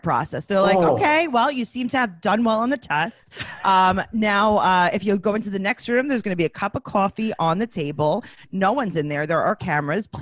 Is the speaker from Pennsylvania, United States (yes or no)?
no; New York City, New York, United States; I'm the only one who's actually a real born and raised New Yorker